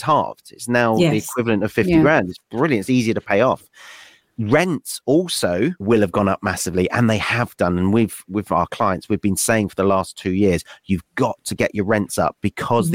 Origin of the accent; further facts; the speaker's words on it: West Wales, United Kingdom; moved away as an adult; also born or lived in Nottingham; I grew up in West Wales